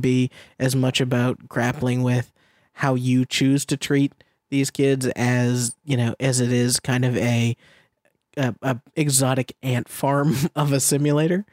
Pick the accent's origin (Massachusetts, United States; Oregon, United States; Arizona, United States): Massachusetts, United States; Middlesex County; now in Sunnyvale, United States; my hometown of Massachusetts